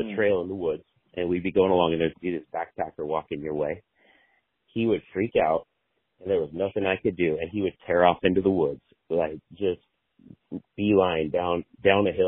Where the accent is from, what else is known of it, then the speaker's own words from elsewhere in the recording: Sweet Home, Oregon, United States; So I grew up in Sweet Home. I grew up, you know, on a farm